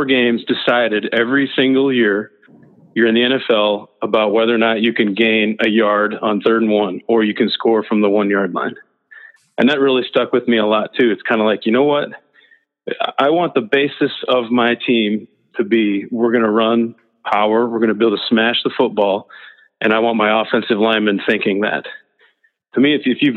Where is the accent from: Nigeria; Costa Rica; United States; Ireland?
United States; Midwest; also born or lived in Nebraska / Tulsa / Broken Arrow; growing up in the Midwest, in the North